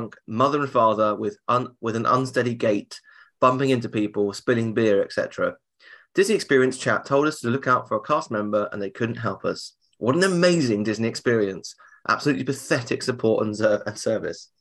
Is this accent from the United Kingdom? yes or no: yes; United Kingdom; Although I'm British, so I can take a lot more booze than the average American